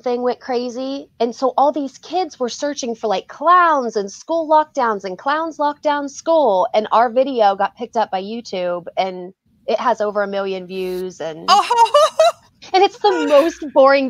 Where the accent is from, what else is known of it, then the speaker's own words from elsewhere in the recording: Ohio, United States; I'm from Ohio